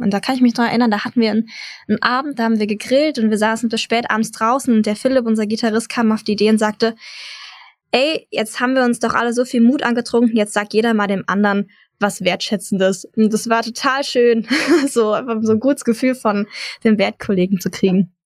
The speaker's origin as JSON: {"language": "German", "area": "near Frankfurt", "region": "Hesse", "country": "Germany", "moved": "yes", "said": "Ich komme ursprünglich auch aus der Nähe Frankfurt"}